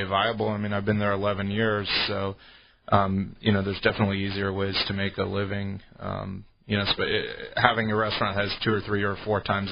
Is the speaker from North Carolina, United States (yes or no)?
no; Bay Area, California, United States; I grew up in the Bay Area